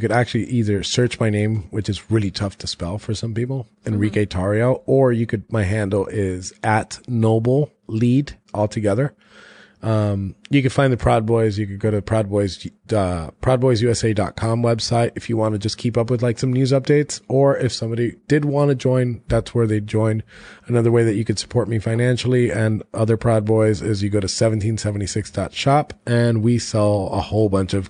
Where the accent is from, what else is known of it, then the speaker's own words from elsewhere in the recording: Florida, United States; I'm from Florida.